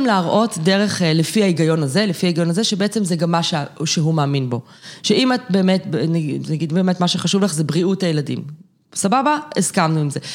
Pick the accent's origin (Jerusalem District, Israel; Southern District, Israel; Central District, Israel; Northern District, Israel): Jerusalem District, Israel; Jerusalem; אני ירושלמית במקור